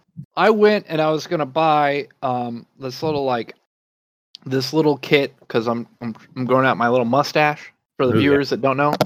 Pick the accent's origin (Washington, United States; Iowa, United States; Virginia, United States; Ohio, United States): Washington, United States; moved away